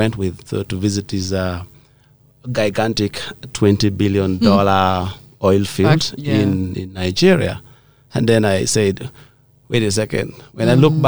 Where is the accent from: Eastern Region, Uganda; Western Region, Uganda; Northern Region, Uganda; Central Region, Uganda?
Northern Region, Uganda; Abia; also born or lived in Lira; I was born in a village called Abia. Abia is in the present Leptong district. Mm-hmm. It was originally Lira district, but I was born in Abia, which is a very lovely community, growing up in the society